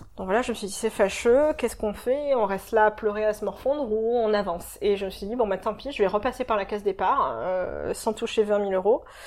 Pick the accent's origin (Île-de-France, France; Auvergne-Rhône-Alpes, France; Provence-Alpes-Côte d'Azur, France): Provence-Alpes-Côte d'Azur, France; Marseille; moved away as an adult; also born or lived in Paris / London; now in Sydney, Australia; je viens de Marseille à la base, euh, mais entre Marseille et Sydney, j'ai vécu à Londres pendant 5 ans avant de venir à Sydney et auparavant j'ai habité à Paris pendant 4 ans